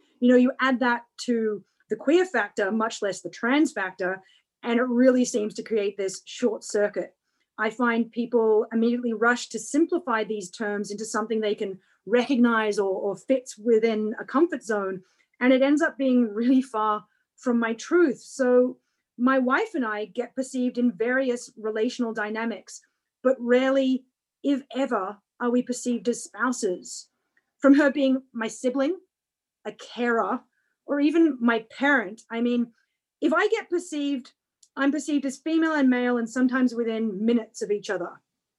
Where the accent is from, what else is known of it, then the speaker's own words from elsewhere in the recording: Canada; then in Canada excelled in javelin, ironically, javelin isn't a Paralympic event. Discus is. So now as a Canadian Paralympian and discus thrower